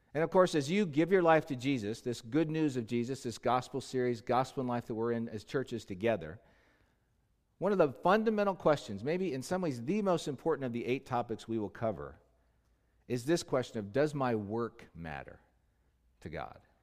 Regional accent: Los Angeles, California, United States; Los Angeles, my hometown

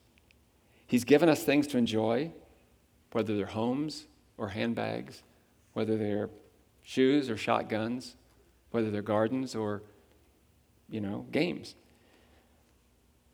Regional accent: Huntington, West Virginia, United States; I was born in Huntington, West Virginia, in the United States of America.

